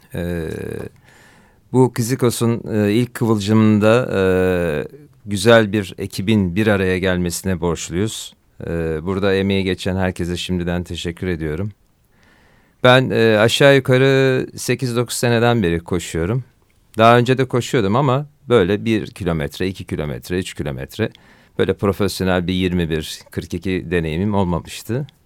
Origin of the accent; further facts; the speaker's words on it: Bandırma, Balıkesir, Turkey; ben 1972 Bandırma doğumluyum